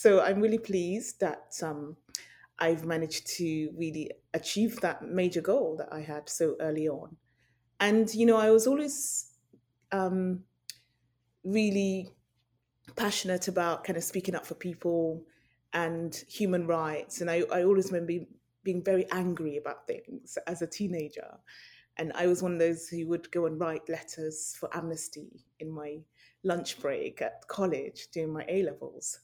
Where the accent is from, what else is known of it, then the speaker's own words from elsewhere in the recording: Nigeria; moved away; also born or lived in United Kingdom / London; I'm Nigerian. I went to boarding school briefly in Nigeria before I moved to U K.